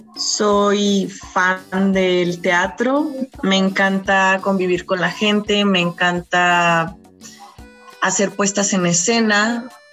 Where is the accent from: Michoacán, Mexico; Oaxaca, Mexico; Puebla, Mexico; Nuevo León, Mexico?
Michoacán, Mexico; Morelia; moved away as an adult; now in Mexico City, Mexico; soy originaria de Michoacán, Morelia, Michoacán. Emigré a la Ciudad de México en el 2012